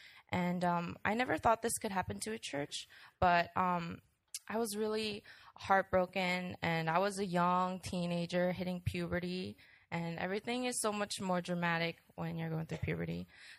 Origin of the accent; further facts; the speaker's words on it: New York, United States; born there; I was born in New York as the first child of … who brought me up with the truths of Christ by bringing me to church and praying for me daily.